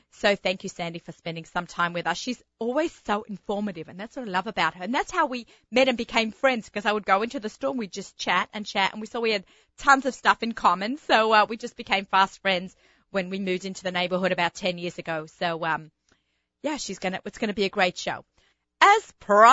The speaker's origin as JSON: {"language": "English", "country": "Australia", "tie": "born or raised there", "moved": "as an adult", "lives_now": "United States", "said": "growing up in Australia"}